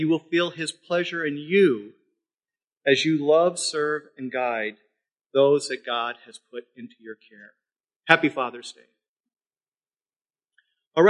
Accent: South Dakota, United States; now in Midland, United States; I'm from South Dakota

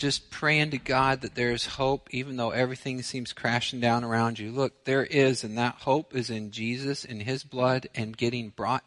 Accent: United States; I'm American

